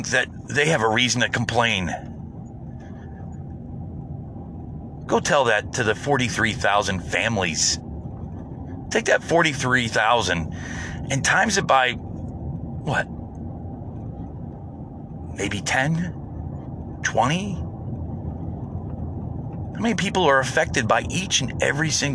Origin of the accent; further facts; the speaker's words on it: United States; I'm an American